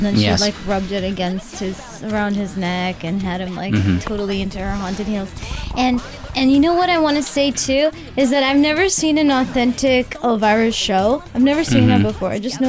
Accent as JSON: {"language": "English", "region": "Texas", "country": "United States", "said": "I'm here from Texas."}